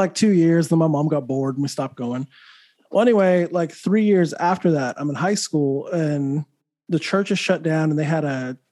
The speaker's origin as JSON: {"language": "English", "region": "New Mexico", "country": "United States", "tie": "born or raised there", "said": "I grew up in New Mexico, heavy Catholic"}